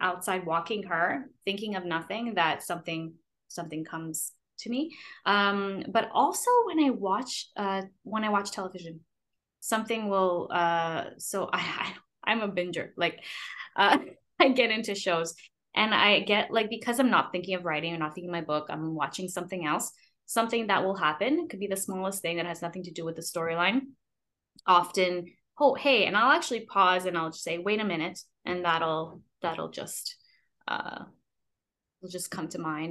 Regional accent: Montreal, Quebec, Canada; as a Canadian

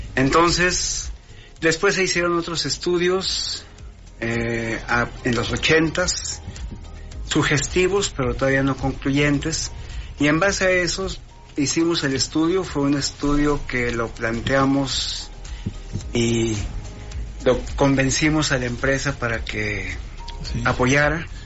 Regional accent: Torreón, Coahuila, Mexico; also born or lived in London; yo soy de Torreón

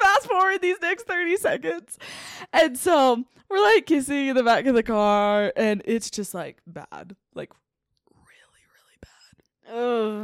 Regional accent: Washington, United States; I'm from Washington

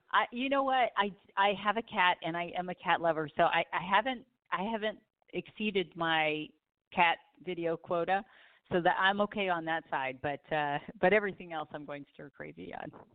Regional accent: Southern California, United States; I grew up in Southern California, so I am definitely a beach girl

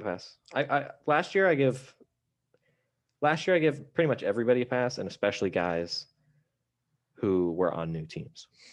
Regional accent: Western Pennsylvania, United States; growing up in Western Pennsylvania

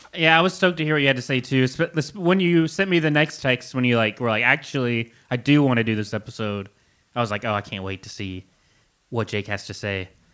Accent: Kentucky, United States; growing up in Kentucky, I felt so disconnected from everything around me

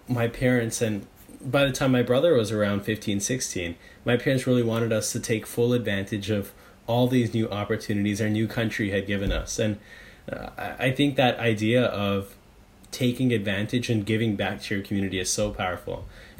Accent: Surrey, British Columbia, Canada; also born or lived in Amritsar, India; I was 11 months old when my family and I moved here from India. I was born in Amritsar, but I moved here to Surrey, BC.

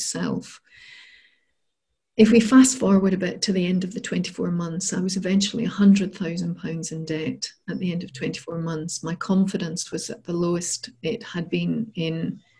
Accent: Scotland, United Kingdom; also born or lived in Bath; So I'm from Scotland and I'd moved down south to Bath to work in London.

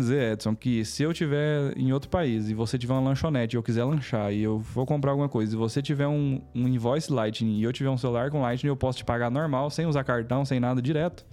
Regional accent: Palmeiras de Goiás, Goiás, Brazil; also born or lived in Goiânia; eu nasci aqui em Goiânia, mas eu só vim aqui nascer e morei em Palmeiras de Goiás, no interior

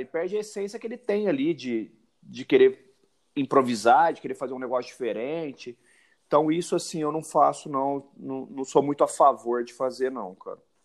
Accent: Ribeirão Preto, São Paulo, Brazil; sou de Ribeirão Preto

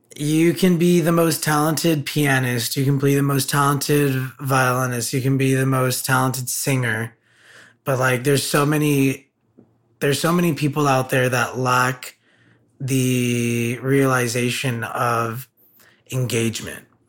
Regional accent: Burbank, California, United States; I grew up in in the San Fernando Valley.

